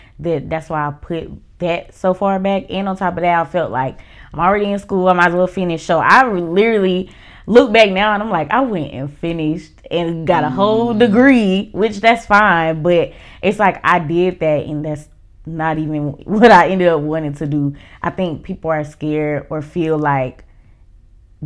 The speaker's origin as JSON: {"language": "English", "region": "Oklahoma", "country": "United States", "tie": "born or raised there", "moved": "as an adult", "lives_now": "Atlanta, United States", "said": "My hometown is Oklahoma."}